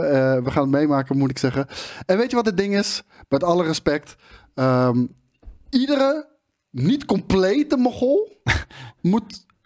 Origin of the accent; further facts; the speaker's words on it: The Hague, South Holland, Netherlands; Ik kom uit Den Haag en eh, nou, dat is altijd haat en nijd natuurlijk